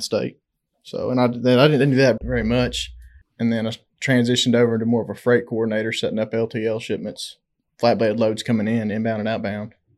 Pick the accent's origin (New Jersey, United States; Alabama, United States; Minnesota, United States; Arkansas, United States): Arkansas, United States; Conway; I'm from Conway. Went to high school there in Conway